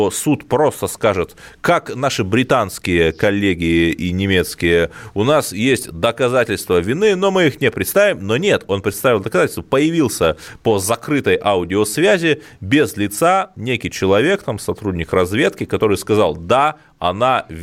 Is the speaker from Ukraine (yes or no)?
no; Cherepovets, Vologda Oblast, Russia; Череповец, Череповец – это антирекорд. По итогам 2020 года не только коронавирус отличился, но и в моем родном городе стоимость квадратного метра метров впервые превысила психологическую отметку 90 тысяч.